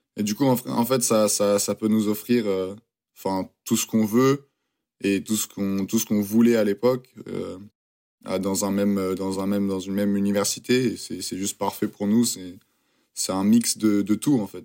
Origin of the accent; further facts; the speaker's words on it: France; accent: French; now in United States; mon accent est toujours très très français